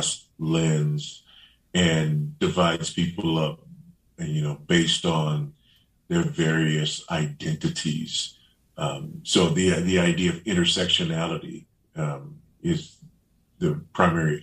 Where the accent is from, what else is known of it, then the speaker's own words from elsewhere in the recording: Los Angeles, California, United States; also born or lived in Beaufort, South Carolina; I grew up in South LA, South Central Los Angeles.